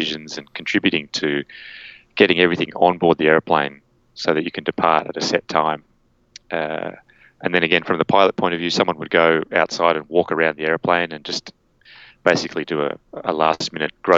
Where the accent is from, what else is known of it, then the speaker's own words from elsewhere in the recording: Canberra, Australian Capital Territory, Australia; moved away as an adult; also born or lived in Sydney; I grew up in Canberra, the capital of Australia, and then I came up to Sydney to go to university